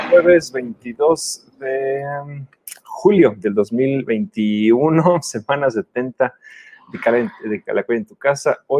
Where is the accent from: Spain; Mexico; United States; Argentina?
Mexico; había ganado México 4-1, bueno, pues eso nos da gusto, ¿no? Como mexicanos.